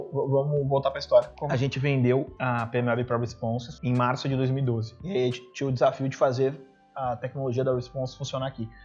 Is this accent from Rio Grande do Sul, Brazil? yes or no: yes; Sapucaia do Sul, Rio Grande do Sul, Brazil; also born or lived in Canoas; Eu, eu também sou de Canoas, que é a, V4. Na verdade, é uma cidade aqui do lado, que é a cidade de Sapucaia. Eu estudava aqui em Canoas